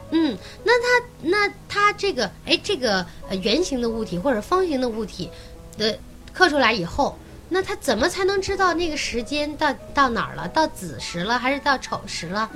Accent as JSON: {"language": "Chinese", "region": "northern China", "country": "China", "tie": "born or raised there", "said": "我们从小在北方长大嘛"}